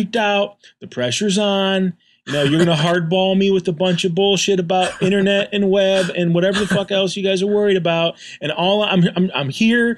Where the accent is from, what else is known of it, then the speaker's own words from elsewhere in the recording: Northern Michigan, United States; moved away as an adult; also born or lived in Detroit, Michigan; now in Portland, Oregon, United States; I'm from Northern Michigan. I was born in Detroit, and then I got out here when I was about 19